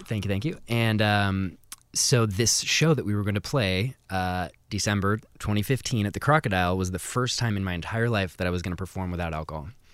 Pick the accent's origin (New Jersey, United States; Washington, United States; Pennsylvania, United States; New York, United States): Washington, United States; Seattle; kind of in the Montlake